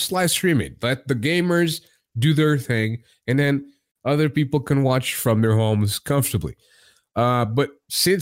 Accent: Portugal; I'm not an American. I'm Portuguese, and I'm in Portugal

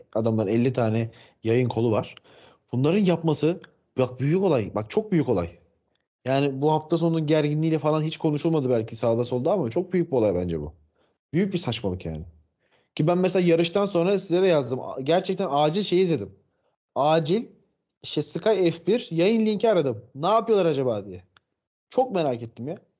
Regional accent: Turkey; yirmi yedi yıldır Türk'üm

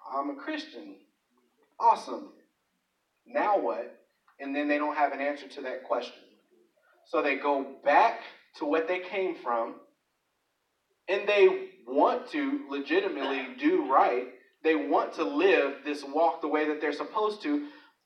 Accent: Chicago, Illinois, United States; I grew up in Chicago

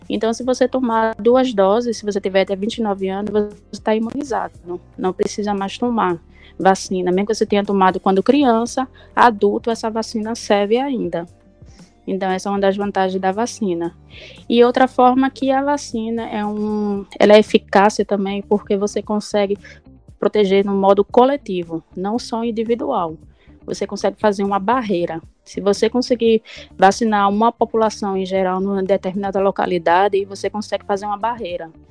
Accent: Jaboatão dos Guararapes, Pernambuco, Brazil; sou de Jabotão mesmo

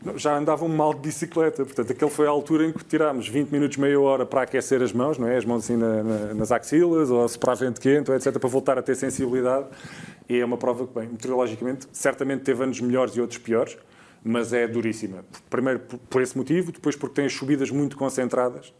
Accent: Alentejo, Portugal; Eu sou do Alentejo

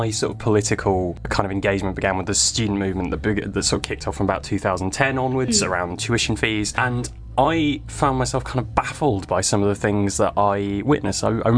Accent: Manchester, North West England, United Kingdom; also born or lived in Cambridge; So I am originally from Manchester. I actually grew up here. I spent quite a lot of time away for my studies.

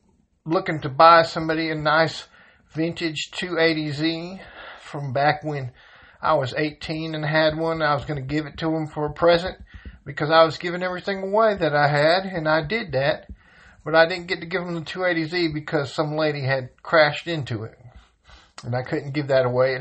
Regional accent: Georgia, United States; born or raised there; moved away as an adult; now in North Carolina, United States

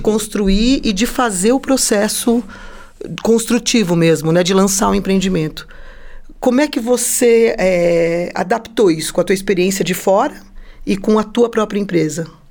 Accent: São Paulo, Brazil; now in Curitiba, Brazil; eu sou de São Paulo, capital. E quando eu vim para cá

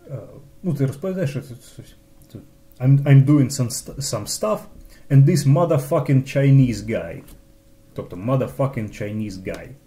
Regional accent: Kyiv, Ukraine; коли я киянин, духов, духовно збагачений, іду на виставу на узвіс

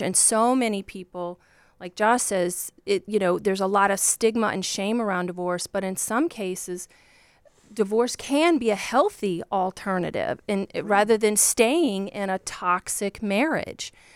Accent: Virginia, United States; born or raised there

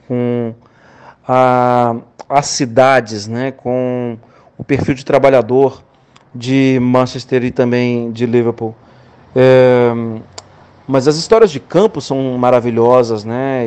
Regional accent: Minas Gerais, Brazil; eu como mineiro

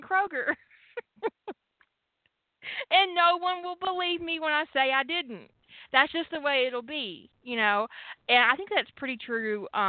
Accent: Canada; I'm from Canada, and this shit happens in my family.

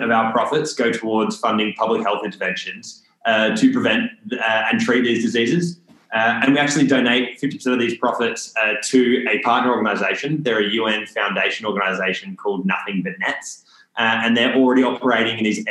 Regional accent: Canberra, Australian Capital Territory, Australia; also born or lived in Armidale, Australia; now in Newcastle, Australia; I am actually originally from Canberra.

